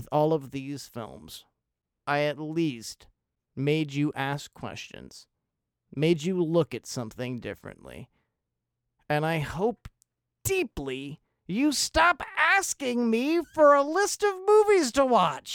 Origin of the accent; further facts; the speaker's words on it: United States; I'm an American